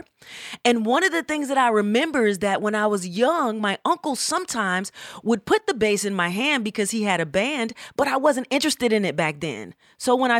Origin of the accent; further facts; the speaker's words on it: Atlanta, Georgia, United States; moved away as an adult; also born or lived in Berkeley, California; I am from Atlanta, Georgia